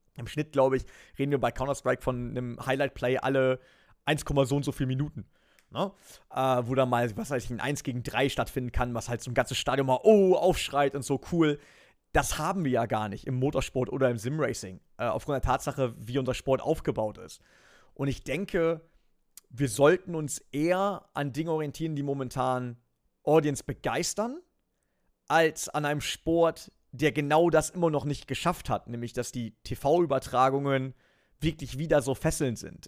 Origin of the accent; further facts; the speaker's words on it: Germany; now in Nürburgring, Germany; ich bin an der Grenze aufgewachsen